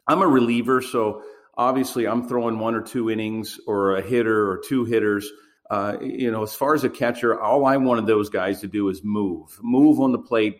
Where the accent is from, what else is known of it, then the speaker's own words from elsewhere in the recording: Baltimore, Maryland, United States; I grew up in Baltimore and grew up an Oriole fan